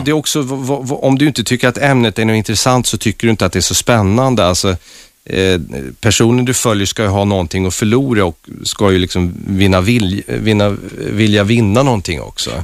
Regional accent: Värmland, Sweden; moved away; also born or lived in Stockholm; min uppväxt i Värmland

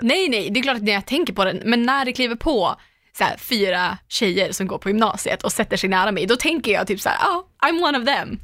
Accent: Umeå, Västerbotten County, Sweden; moved away; jag är ju hemma i Umeå med jämna mellanrum. Och då brukar jag alltid käka middag eller hänga med mina barndomskompisar ja. från Ersboda, vi har känt varandra hela livet

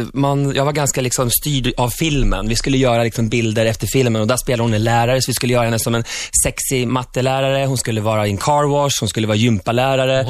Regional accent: Sweden

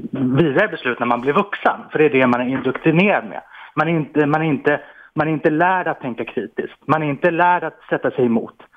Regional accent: Iran; Swedish is a second language; now in Sweden; jag har själv eh, mm, ja, bakgrunden eh, som, som invandrare och är från Iran.

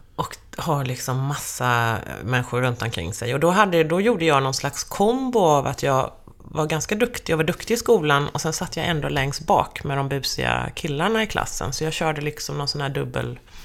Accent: Skirö, Jönköping County, Sweden; now in Stockholm, Sweden; Till Skirö, det är byn där jag är uppvuxen.

